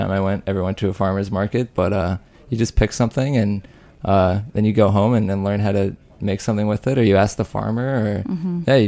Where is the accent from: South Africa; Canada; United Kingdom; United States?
United States; Rock Springs, Wyoming; moved away; I'm from Rock Springs, Wyoming